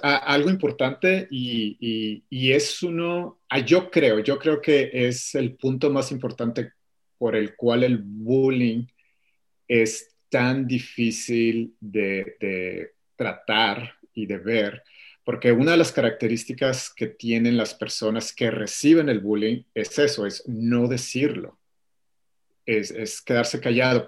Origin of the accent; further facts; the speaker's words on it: Mexico; moved away as an adult; now in Atlanta, United States; yo soy de México, originario de, de, de, México, toda mi vida viví ahí hasta hace cuatro años que eh, me mudé con mi familia a Atlanta, Georgia, en Estados Unidos